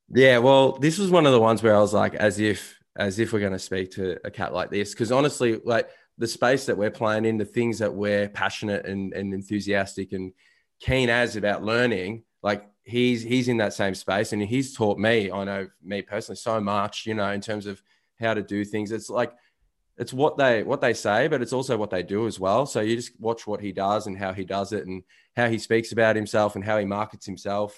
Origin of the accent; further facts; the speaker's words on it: Melbourne, Victoria, Australia; growing up in Melbourne, Australia.